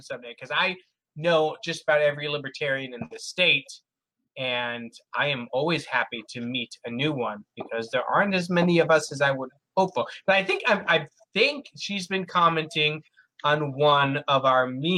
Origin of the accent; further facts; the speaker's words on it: United States; as an American